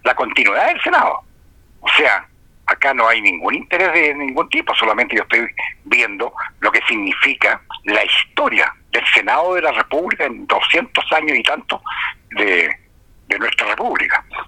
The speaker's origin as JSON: {"language": "Spanish", "country": "Chile", "said": "como sociedad chilena"}